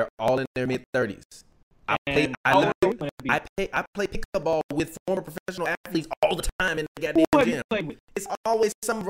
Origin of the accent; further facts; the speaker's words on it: Chicago, Illinois, United States; I'm from Chicago.